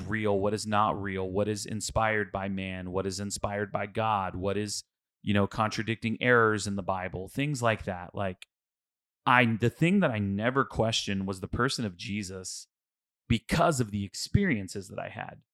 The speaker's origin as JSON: {"language": "English", "town": "Houston", "region": "Texas", "country": "United States", "tie": "born or raised there", "said": "I'm from Houston, um, and I went to a mega church, like, uh, we went to Lakewood"}